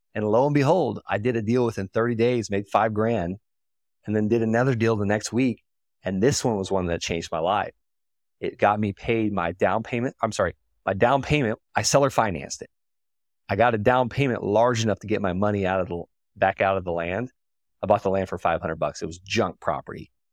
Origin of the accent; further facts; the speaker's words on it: Okeechobee, Florida, United States; I'm from Okeechobee, Florida